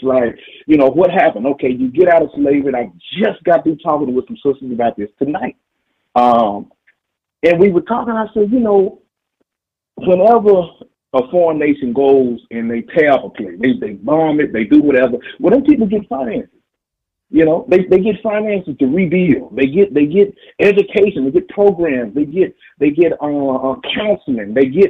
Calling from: Dallas, Texas, United States; I'm from Dallas, Texas.

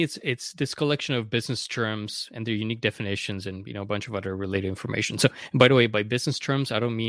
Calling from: Vancouver, British Columbia, Canada; I'm in Vancouver, Canada, here on the West Coast.

